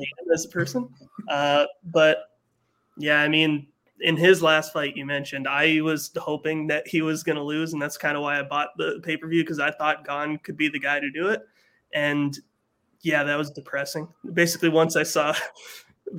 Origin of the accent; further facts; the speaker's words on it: Canada; I'm Canadian